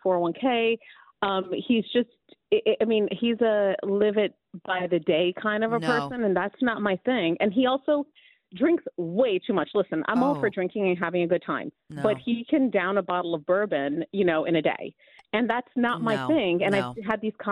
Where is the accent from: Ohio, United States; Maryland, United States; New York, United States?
New York, United States; New York City; also born or lived in New Jersey; I was raised on the Upper East Side